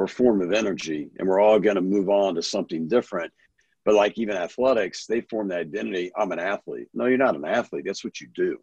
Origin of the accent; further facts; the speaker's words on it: Kansas City, United States; born and raised in Kansas City area